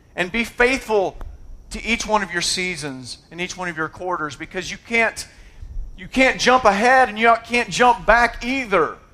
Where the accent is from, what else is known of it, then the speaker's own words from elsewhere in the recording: United States; I was born in America.